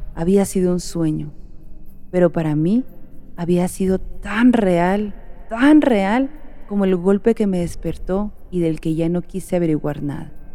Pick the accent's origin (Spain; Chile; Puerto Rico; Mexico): Mexico; Oaxaca; now in Michigan, United States; Como buena oaxaqueña